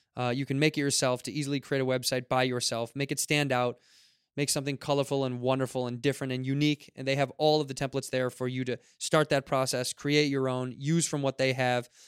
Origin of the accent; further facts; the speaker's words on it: Chicago, Illinois, United States; moved away; Chicago, my hometown